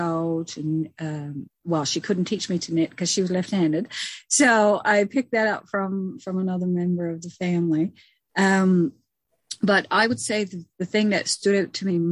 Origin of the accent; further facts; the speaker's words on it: Red Bay, Newfoundland and Labrador, Canada; I grew up in Red Bay. That's in the Labrador Straits area.